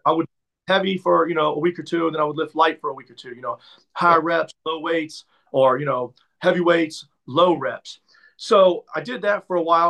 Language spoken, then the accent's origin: English; Maryland, United States; moved away as an adult; also born or lived in Atlanta / Tampa; I'm from Maryland